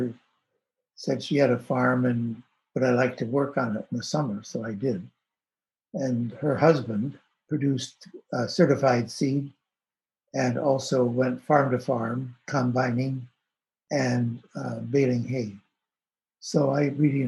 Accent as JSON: {"language": "English", "town": "Madison", "region": "Wisconsin", "country": "United States", "tie": "born or raised there", "said": "I grew up in the Midwest in Madison, Wisconsin"}